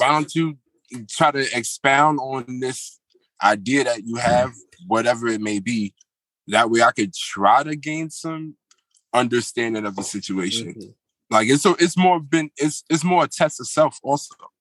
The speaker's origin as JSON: {"language": "English", "town": "New York City", "region": "New York", "country": "United States", "also_born_or_lived": "Manhattan", "lives_now": "Yonkers, United States", "said": "right now, I'm reporting live from Yonkers. Um, I go by way of uh, Brooklyn, New York"}